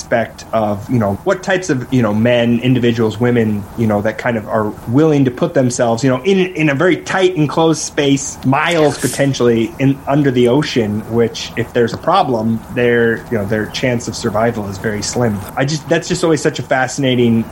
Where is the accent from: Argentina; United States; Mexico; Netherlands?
United States; South Dakota; I grew up in my home state of South Dakota, in the Midwest